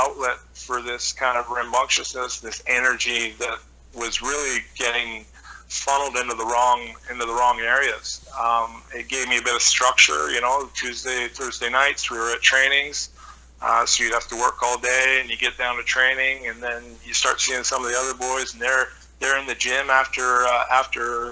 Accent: Squamish, British Columbia, Canada; moved away as an adult; also born or lived in North Vancouver / Wales / France; growing up in Squamish in the late

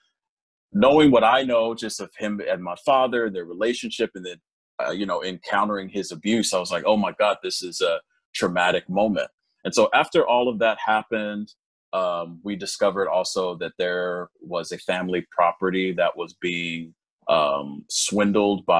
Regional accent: Los Angeles, California, United States; also born or lived in South Korea; I was born and raised in Los Angeles

